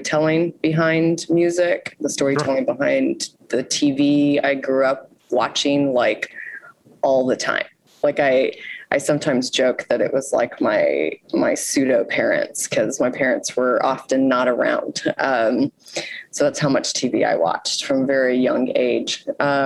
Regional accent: Houston, Texas, United States; moved away as an adult; now in Baltimore, United States; So I'm from Houston, Texas. I moved to Baltimore 16 years ago.

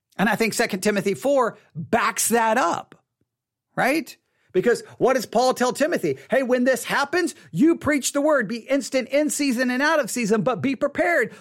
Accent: Texas, United States; I'm from Texas

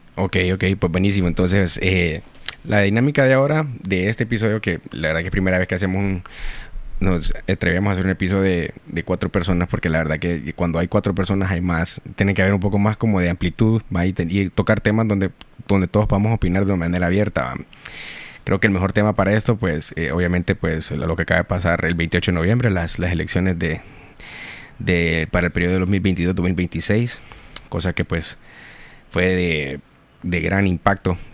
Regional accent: Honduras; como hondureños

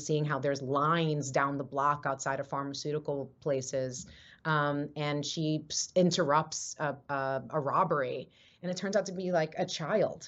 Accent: New York, United States; I grew up in New York in the Lower East Side during the HIV, AIDS, crack, cocaine disparity, heroin crisis

